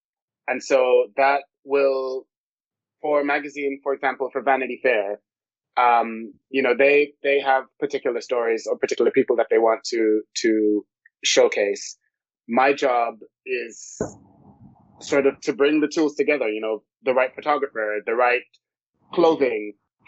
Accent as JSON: {"language": "English", "country": "Jamaica", "tie": "born or raised there", "said": "I grew up in a household where my grandfather was a tailor and my grandmother was a dressmaker."}